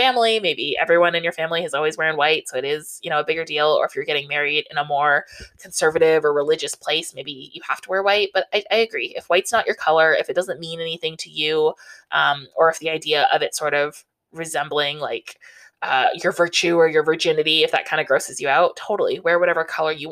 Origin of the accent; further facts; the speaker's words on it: Southern Ontario, Canada; I grew up in Southern Ontario